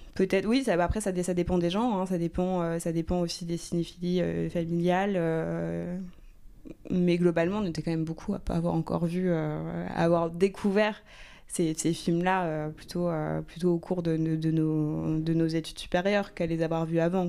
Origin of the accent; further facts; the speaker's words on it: Rouen, Normandy, France; je viens de Rouen, donc c'est une ville euh, moyenne qui est quand même assez dotée culturellement.